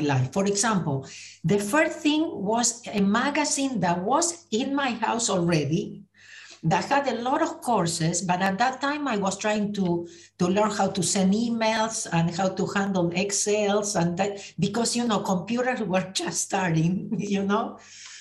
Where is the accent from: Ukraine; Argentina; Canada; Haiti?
Argentina; moved away as an adult; now in United States; I was born in Argentina. I moved to the US in 1983